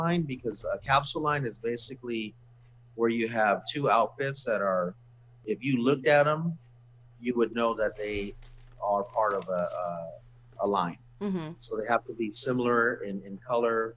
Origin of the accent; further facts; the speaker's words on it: Arizona, United States; I'm Native American, I'm Navajo and Hopi Indian, from Native American, from Arizona